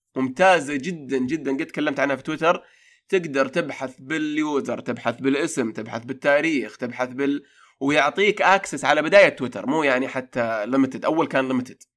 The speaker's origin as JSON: {"language": "Arabic", "country": "Saudi Arabia", "said": "عندنا في السعودية"}